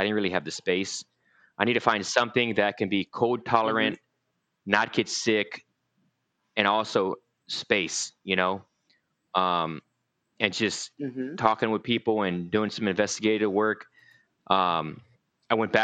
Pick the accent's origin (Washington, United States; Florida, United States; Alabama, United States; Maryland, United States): Florida, United States; moved away as an adult; also born or lived in Youngstown, Ohio; now in North Carolina, United States; I lived in Florida most of my life. I'm from Ohio originally, Youngstown, Ohio. And, most of my adult life, most of my teenage life, I lived in Florida